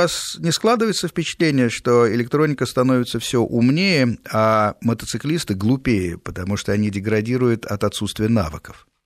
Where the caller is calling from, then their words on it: Lyubertsy, Moscow Oblast, Russia; А, я живу в Люберцах, Подмосковье.